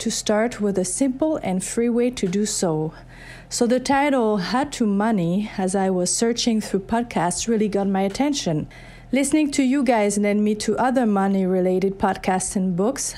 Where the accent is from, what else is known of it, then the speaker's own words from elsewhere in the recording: France; now in Baker, Minnesota, United States; I'm actually originally from France, but now U S citizen and resident since nineteen ninety-eight.